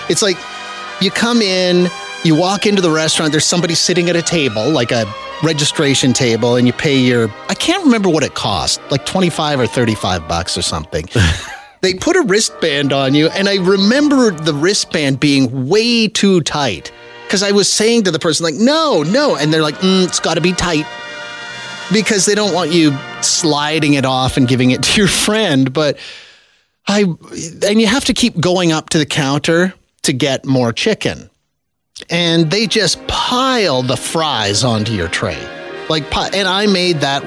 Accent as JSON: {"language": "English", "region": "Saskatchewan", "country": "Canada", "tie": "born or raised there", "said": "I grew up in Saskatchewan"}